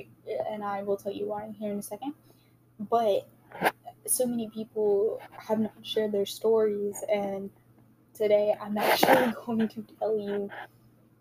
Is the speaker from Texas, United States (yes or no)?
yes; Wichita Falls, Texas, United States; I was born in Wichita Falls, Texas.